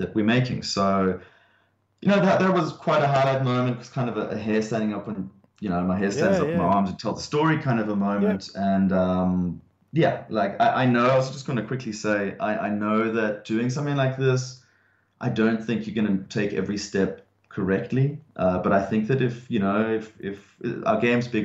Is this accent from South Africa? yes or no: yes; South Africa; now in Australia; for being South African